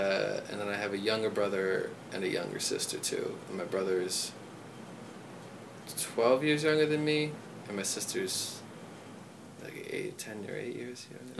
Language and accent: English; Bethlehem, Pennsylvania, United States; I grew up in Bethlehem, Pennsylvania, which is like the suburbs.